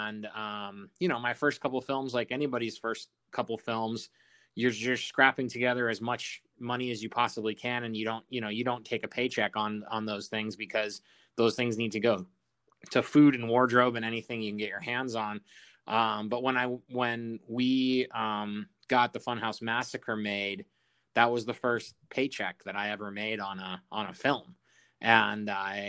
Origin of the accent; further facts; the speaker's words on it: Colorado, United States; my home state of Colorado